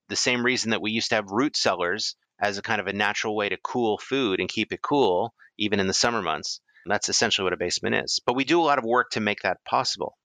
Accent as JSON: {"language": "English", "region": "East Coast", "country": "United States", "tie": "born or raised there", "said": "I grew up in the East Coast"}